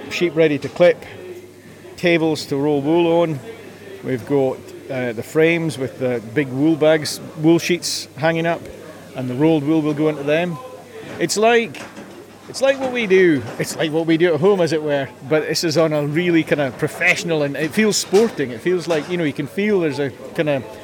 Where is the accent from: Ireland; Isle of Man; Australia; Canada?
Isle of Man; I'm from the Isle